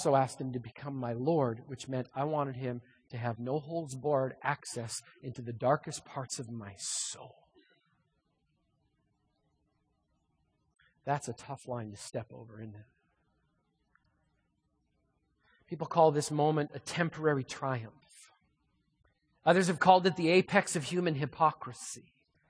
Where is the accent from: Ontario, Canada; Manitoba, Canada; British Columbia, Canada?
Manitoba, Canada; moved away as an adult; now in Lynden, United States; I grew up in Manitoba